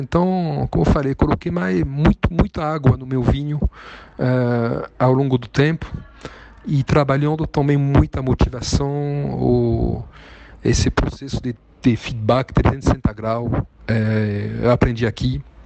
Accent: southern France, France; Portuguese is a second language; moved away as an adult; also born or lived in Tunisia / Buenos Aires, Argentina; now in São Paulo, Brazil; eu nasci na Tunísia em 1970. E meus pais, meu pai era professor, minha mãe assistente, trabalharam lá e depois voltaram para o sul da França, onde eu cresci

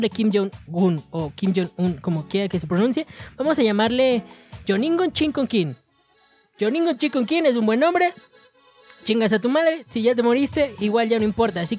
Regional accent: Monterrey, Nuevo León, Mexico; Metan la carne porque, porque la huele y porque soy de Monterrey.

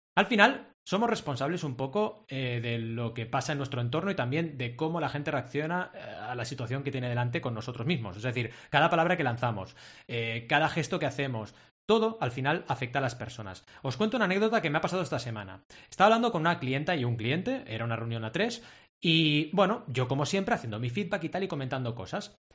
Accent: Catalonia, Spain; decimos en Cataluña

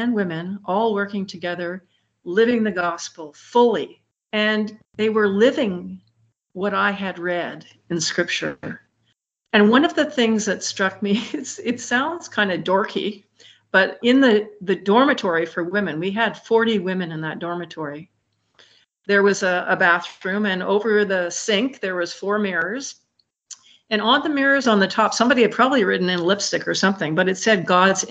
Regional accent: Montreal, Quebec, Canada; moved away; also born or lived in Muskegon, Michigan; I'm from Montreal

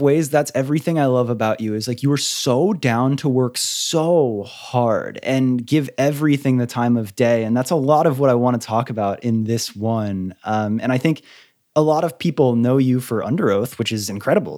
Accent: Clearwater, Florida, United States; I grew up in Clearwater, really, so not too far from Lakeland

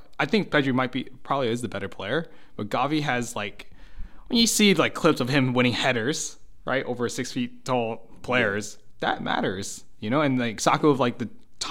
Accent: United States; as an American

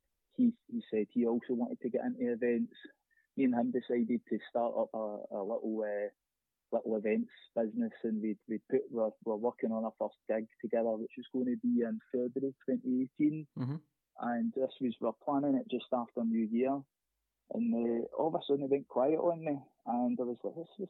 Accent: Greenock, Scotland, United Kingdom; I grew up in Greenock

